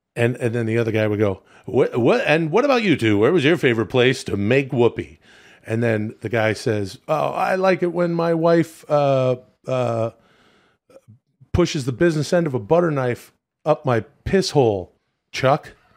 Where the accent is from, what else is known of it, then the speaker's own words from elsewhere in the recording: Vancouver, British Columbia, Canada; moved away; it was cool to stay downtown in my hometown